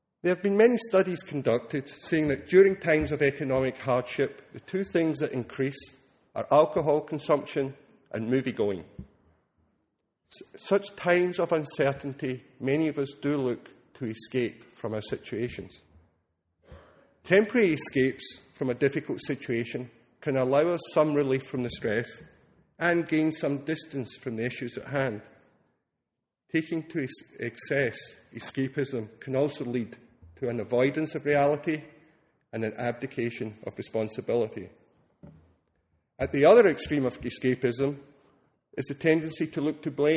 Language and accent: English; Scotland, United Kingdom; now in Austin, United States; being Scottish, I didn't grow up with the Thanksgiving holiday